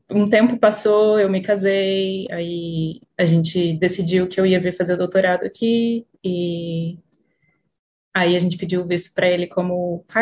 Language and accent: Portuguese; Franca, São Paulo, Brazil; moved away as an adult; also born or lived in Campinas, Brazil; now in Auckland, New Zealand; Eu morei lá por 11 anos. Minha mãe é artista plástica, ela precisava morar, morar em São Paulo, porque tem mais oportunidade do que onde a gente estava. Então, meu pai ficou em Franca